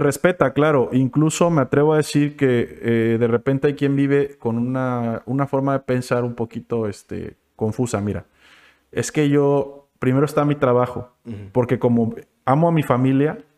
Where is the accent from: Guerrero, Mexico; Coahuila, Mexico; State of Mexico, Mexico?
Guerrero, Mexico; Acapulco; yo crecí en la Colosio y de morro estuve pues por ahí